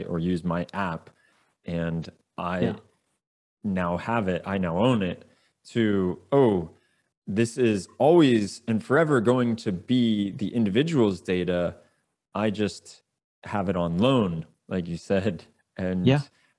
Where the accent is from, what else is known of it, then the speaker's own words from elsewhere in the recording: United States; as an American